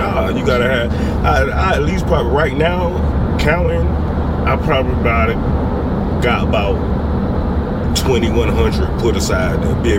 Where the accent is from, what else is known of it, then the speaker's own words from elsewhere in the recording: South Carolina, United States; South Carolina.